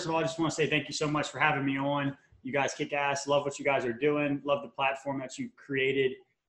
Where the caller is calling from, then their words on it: Tampa, Florida, United States; I'm calling in from Tampa, Florida right now. Usually I say sunny Tampa, Florida, but it's been raining like every day.